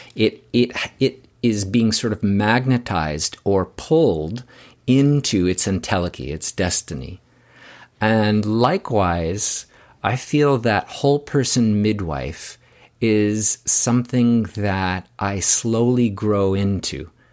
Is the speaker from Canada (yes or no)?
yes; Canada; I'm from Canada